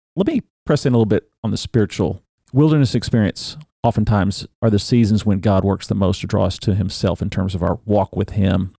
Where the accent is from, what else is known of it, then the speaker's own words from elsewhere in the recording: Big Ten country, Midwest, United States; I grew up in Big Ten country